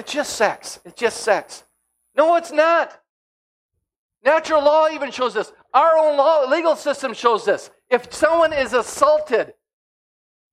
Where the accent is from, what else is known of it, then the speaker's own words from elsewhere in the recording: United States; As an American, a Christian living in America